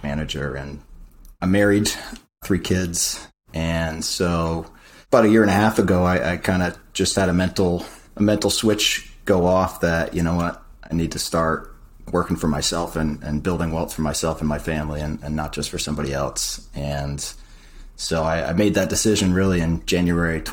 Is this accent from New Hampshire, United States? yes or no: yes; New Hampshire, United States; moved away as an adult; also born or lived in South Florida; I grew up actually in the Northeast, New Hampshire